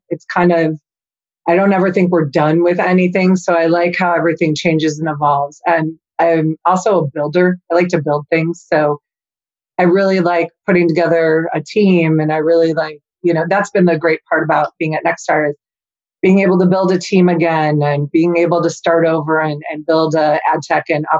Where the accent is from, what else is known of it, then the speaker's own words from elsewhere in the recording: Chicago, Illinois, United States; So born and raised in the Chicagoland area. I grew up southwest suburbs of Chicago.